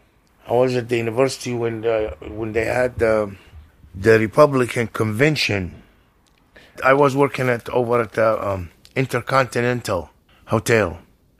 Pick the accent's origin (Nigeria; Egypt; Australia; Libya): Libya; English is a second language; moved away as an adult; also born or lived in Perugia, Italy; now in Seattle, United States; I'm from Libya.